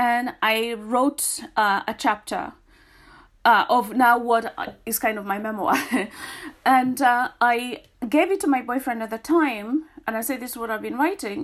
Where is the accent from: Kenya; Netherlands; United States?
Kenya; now in United Kingdom; me being Kenyan